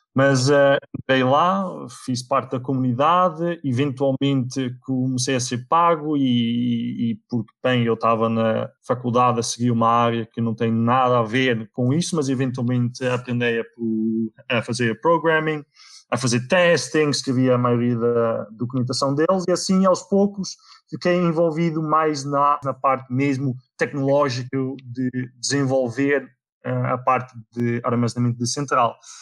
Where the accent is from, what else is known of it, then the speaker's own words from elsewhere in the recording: Viseu area, Portugal; moved away; also born or lived in Netherlands; eu nasci na Holanda, fui para Portugal com 3 anos, ehm, eh, eu vivi na, na zona de Viseu